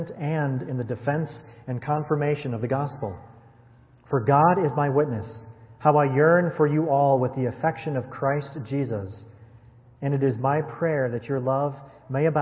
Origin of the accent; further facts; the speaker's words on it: Wisconsin, United States; I was born and raised in Wisconsin